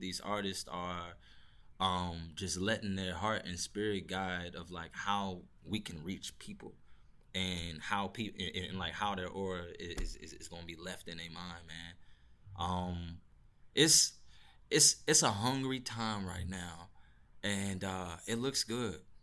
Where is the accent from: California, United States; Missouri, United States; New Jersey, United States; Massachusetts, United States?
Missouri, United States; St. Louis; I'm from Saint Louis, Missouri